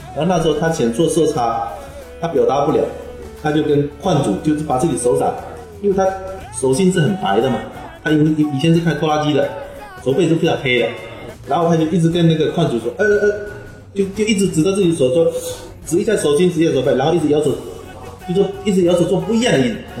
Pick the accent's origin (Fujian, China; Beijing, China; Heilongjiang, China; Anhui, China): Fujian, China; also born or lived in Xiamen; 我们福建人、广东人迁来的比较彪悍